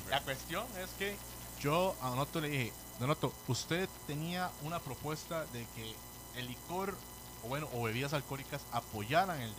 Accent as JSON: {"language": "Spanish", "town": "Pavas", "region": "San José", "country": "Costa Rica", "said": "Yo soy de Pavas, y amigo, ahí en Pavas Centro está la iglesia de Santa Bárbara, está, está la cancha de fútbol, hay 5 6 bares"}